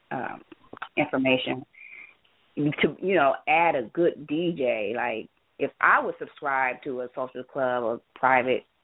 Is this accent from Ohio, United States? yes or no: yes; Cleveland, Ohio, United States; now in Columbus, United States; I live in Columbus. I'm from Cleveland, but I uh, live in Columbus.